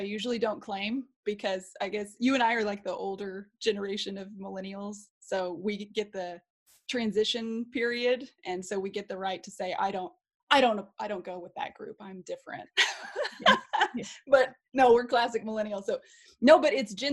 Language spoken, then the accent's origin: English; Oklahoma, United States; I grew up in Oklahoma